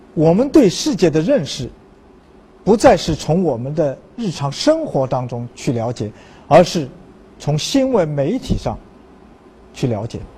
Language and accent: Chinese; China; 逐渐的来摧毁我们中国人的自信心